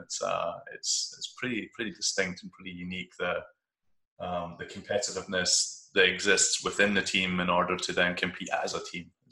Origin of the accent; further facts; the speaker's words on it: Kirkcaldy, Scotland, United Kingdom; moved away as an adult; also born or lived in Edinburgh; now in Bay Area, United States; I live in California now. I live in the Bay Area, uh, but I grew up in Scotland, uh, a relatively small town called Kirkcaldy